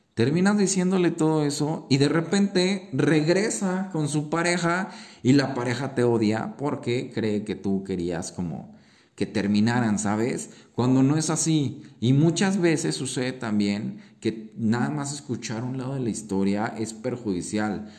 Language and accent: Spanish; Mexico; como mexicanos o latinos creo que tenemos el fuego y la fiesta en la sangre